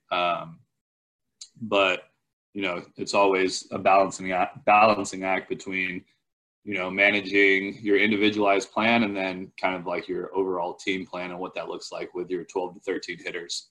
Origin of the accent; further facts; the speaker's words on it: Palo Alto, California, United States; I'm originally from Palo Alto, California